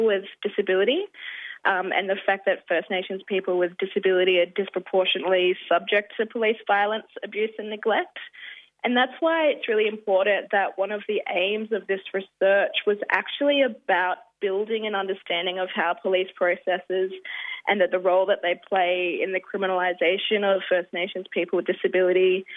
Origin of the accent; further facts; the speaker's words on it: Rockhampton, Queensland, Australia; also born or lived in Cloncurry / Mount Isa; now in Maroubra, Australia; I'm a Kakatungu and South Sea Islander woman from Queensland. I was born on Dharawal country, now known as Rockhampton